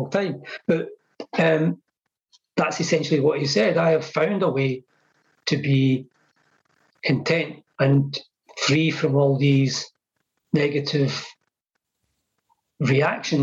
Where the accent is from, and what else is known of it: Scotland, United Kingdom; born or raised there